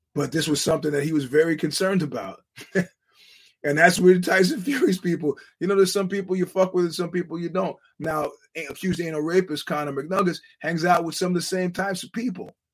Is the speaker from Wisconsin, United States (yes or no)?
no; New York, United States; as a New Yorker